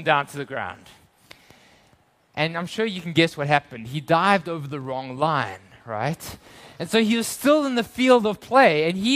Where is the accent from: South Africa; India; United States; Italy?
South Africa; moved away; I grew up in South Africa